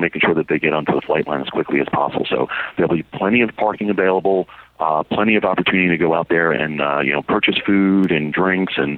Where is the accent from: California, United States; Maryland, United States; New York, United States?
New York, United States; New York City; growing up in Brooklyn